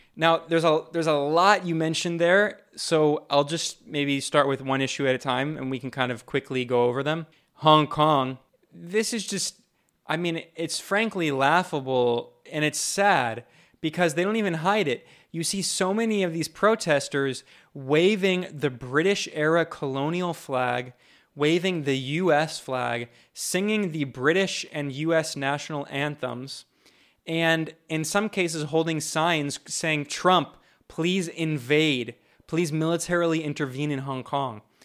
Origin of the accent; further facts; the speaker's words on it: United States; moved away; I'm an American and I'm and and I'm deeply ingrained within that U.S. cultural system and society